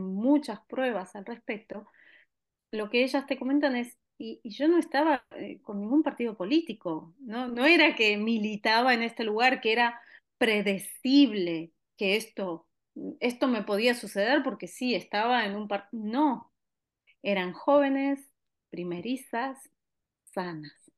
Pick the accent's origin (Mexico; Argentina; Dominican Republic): Argentina; now in Barcelona, Spain; en mi país de origen